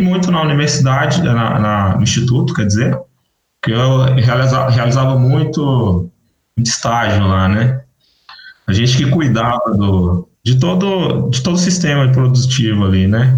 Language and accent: Portuguese; north of Minas Gerais, Brazil; moved away as an adult; also born or lived in Janaúba, Minas Gerais / Mamonas, Minas Gerais / Salinas, Minas Gerais / Montes Claros, Minas Gerais; now in Mato Grosso do Sul, Brazil; eu fui criado no norte de Minas